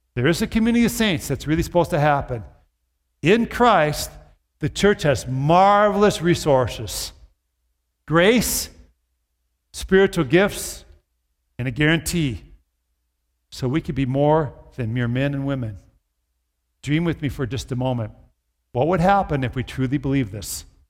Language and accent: English; Brooklyn Park, Minnesota, United States; I grew up in the Twin Cities, in the suburb, Brooklyn Park.